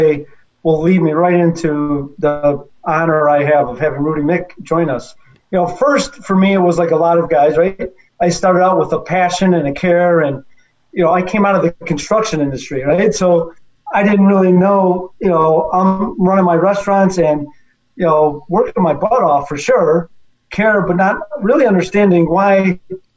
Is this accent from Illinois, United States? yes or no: yes; Chicago, Illinois, United States; I had some experience growing up in Chicago with my dad's places